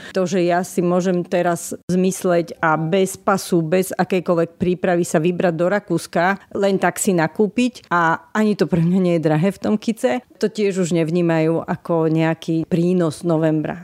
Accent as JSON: {"language": "Slovak", "country": "Slovakia", "said": "sme ako Slováci"}